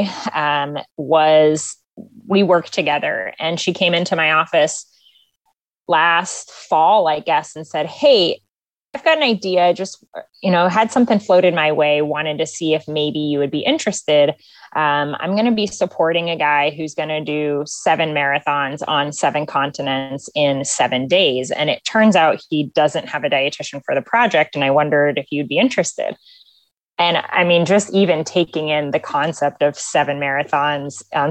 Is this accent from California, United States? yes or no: no; Moscow, Idaho, United States; now in Virginia Beach, United States; I grew up in Moscow, Idaho